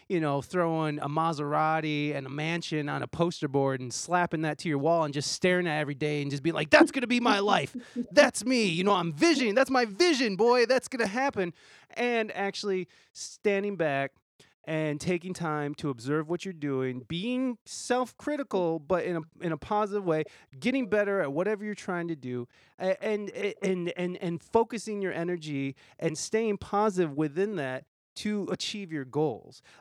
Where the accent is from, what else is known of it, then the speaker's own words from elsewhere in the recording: Toledo, Ohio, United States; moved away as an adult; I'm from here. I'm from Toledo.